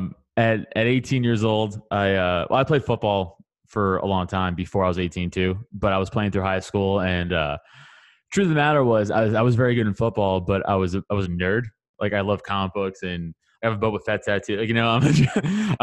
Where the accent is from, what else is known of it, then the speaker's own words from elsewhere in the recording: New York City, New York, United States; I'm from Staten Island, New York, so I grew up in the New York scene